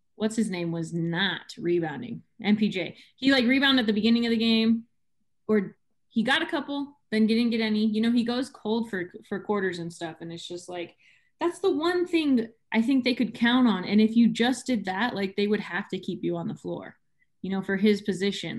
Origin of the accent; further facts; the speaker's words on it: San Diego, California, United States; I'm from San Diego